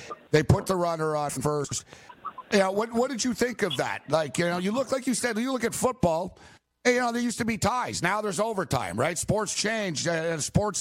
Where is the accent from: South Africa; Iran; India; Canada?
Canada; Montreal, Quebec; I grew up in Montreal